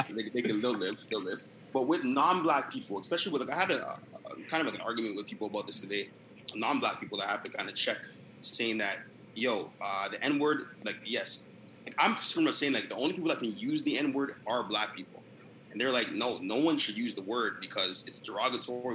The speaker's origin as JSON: {"language": "English", "town": "Brampton", "region": "Ontario", "country": "Canada", "said": "I'm from Brampton"}